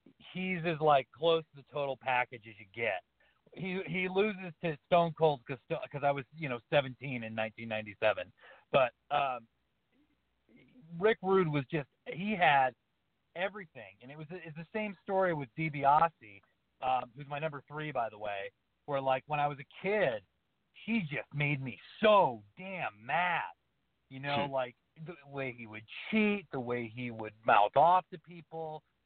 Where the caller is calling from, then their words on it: Montana, United States; from the Montana wheat field.